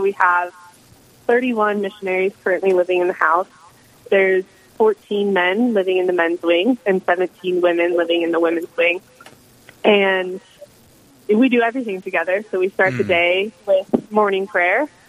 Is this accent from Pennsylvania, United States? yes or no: no; Cheyenne, Wyoming, United States; moved away as an adult; now in Denver, United States; I am currently a Christ in the City missionary in Denver, Colorado, but I'm from Cheyenne, Wyoming.